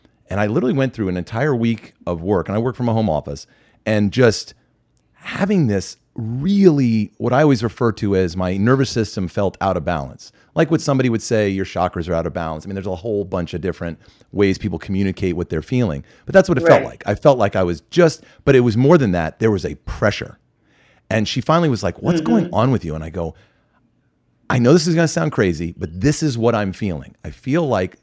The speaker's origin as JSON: {"language": "English", "area": "Westchester County", "region": "New York", "country": "United States", "tie": "born or raised there", "said": "I'm originally from Westchester County in New York, from a very high achieving neighborhood."}